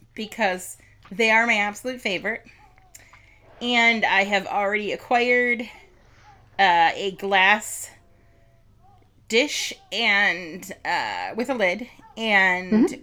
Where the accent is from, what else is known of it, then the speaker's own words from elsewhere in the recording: Milwaukee, Wisconsin, United States; we come from Milwaukee